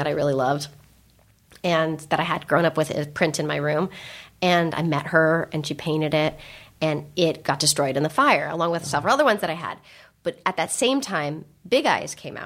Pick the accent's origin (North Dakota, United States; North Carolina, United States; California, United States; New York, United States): California, United States; San Francisco; now in Los Angeles, United States; I grew up in San Francisco, the Bay Area, and my parents grew up in San Francisco